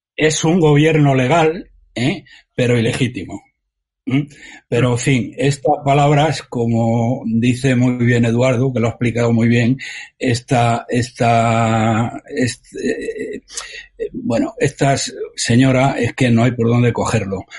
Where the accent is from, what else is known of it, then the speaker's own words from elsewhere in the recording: Madrid, Community of Madrid, Spain; como madrileño que soy